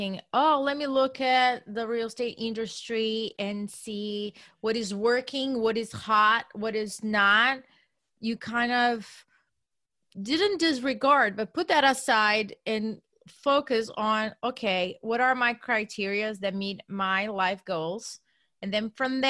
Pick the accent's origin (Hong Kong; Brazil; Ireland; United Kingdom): Brazil; moved away; I come from Brazil.